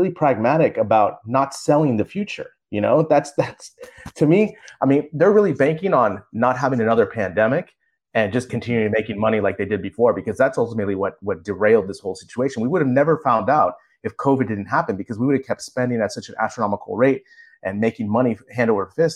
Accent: United States; as an American

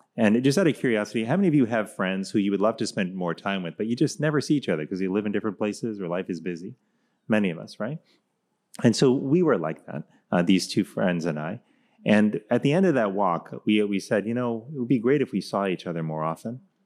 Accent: Miami, Florida, United States; when I was growing up in Miami, Florida

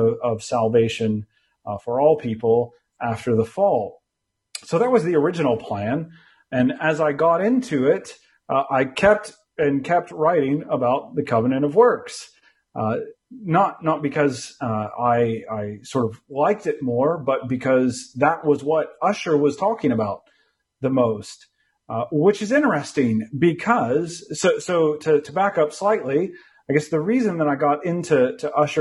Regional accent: United States; moved away as an adult; also born or lived in California; now in London, United Kingdom; I'm American by birth

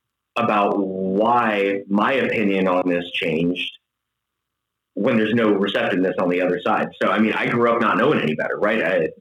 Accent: Tampa, Florida, United States; also born or lived in Tallahassee; now in Wisconsin, United States; So Alex Gramavot, originally from Tampa, Florida, moved to southern Wisconsin from Tallahassee, Florida, native Floridian

